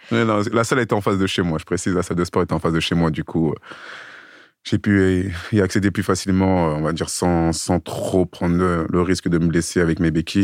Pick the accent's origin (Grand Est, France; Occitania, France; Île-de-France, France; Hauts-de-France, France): Île-de-France, France; Sevran; moved away as an adult; now in Clichy, France; Moi j'ai grandi sur Sevran. Maintenant j'habite à Clichy dans le 92. Mais j'ai fait toute mon enfance sur Sevran